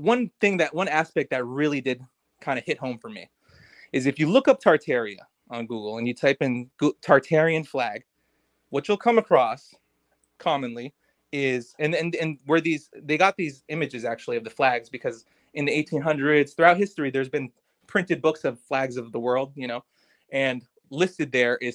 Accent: United States; I'm an American myself.

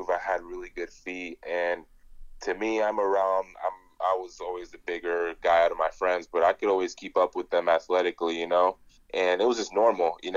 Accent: Chicago, Illinois, United States; born there; also born or lived in Nigeria; I was born in Chicago. My dad actually moved out here at 18 years old, um, on his own

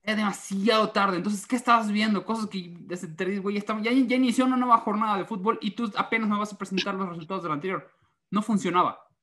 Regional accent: Mérida, Yucatán, Mexico; estoy muy acostumbrado de que en Mérida todos hablan así

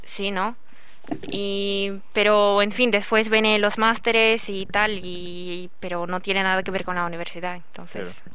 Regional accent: Mogi das Cruzes, São Paulo, Brazil; Spanish is a second language; moved away as an adult; now in Valladolid, Spain; vine de Brasil, obviamente, de Sao Paulo. Eh, soy más afastada de Sao Paulo, o sea, no vivo en el centro de Sao Paulo.

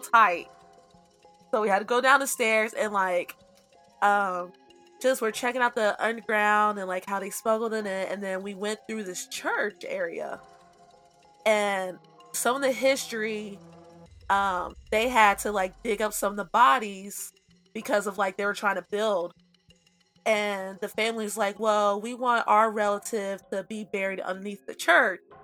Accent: Cincinnati, Ohio, United States; I'm from Cincinnati

